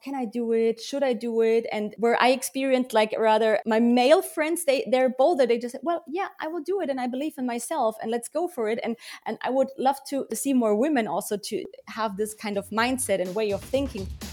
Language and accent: English; Germany; I was born and raised here in Germany. So I grew up with both cultures, but I have to say that I feel quite um, connected to Bavaria.